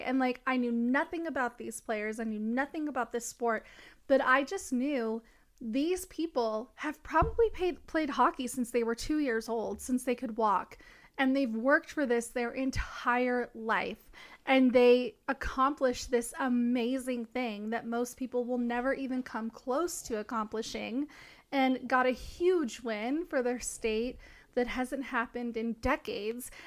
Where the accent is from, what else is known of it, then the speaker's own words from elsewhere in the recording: Tennessee, United States; living in a small town in Tennessee when I was going to high school